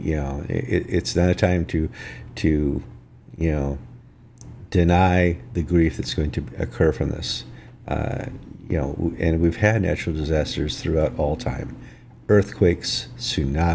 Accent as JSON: {"language": "English", "region": "northern Wisconsin", "country": "United States", "tie": "born or raised there", "said": "I grew up in Wisconsin, in northern Wisconsin, and I grew up next to the Chippewa Reservation"}